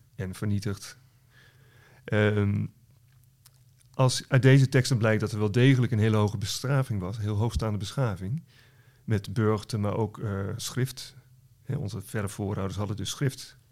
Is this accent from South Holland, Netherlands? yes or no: no; West Friesland, North Holland, Netherlands; Ik kom zelf uit West-Friesland, wat in Noord-Holland is